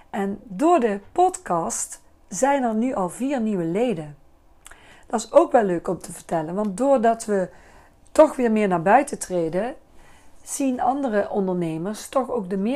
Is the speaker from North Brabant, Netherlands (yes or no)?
yes; Bakel, North Brabant, Netherlands; now in Liessel, Netherlands; Ik woon al 34 jaar in Liesel. Ik kom uit Bakel.